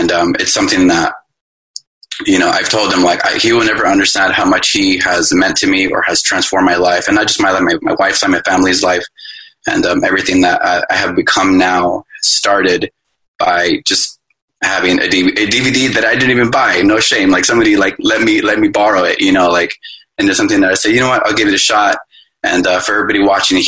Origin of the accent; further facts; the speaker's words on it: Los Angeles, California, United States; I'm from Los Angeles, California